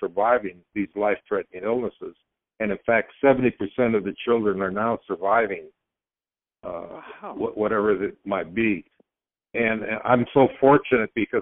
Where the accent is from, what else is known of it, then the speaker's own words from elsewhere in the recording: Prescott, Arizona, United States; a newspaper reporter in my hometown here, Prescott, Arizona